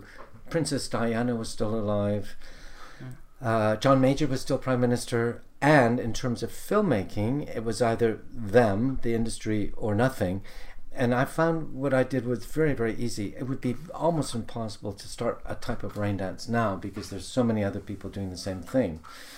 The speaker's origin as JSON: {"language": "English", "country": "Somalia", "tie": "born or raised there", "lives_now": "London, United Kingdom", "said": "I grew up in Somalia, and as you know, there's many Somalis here."}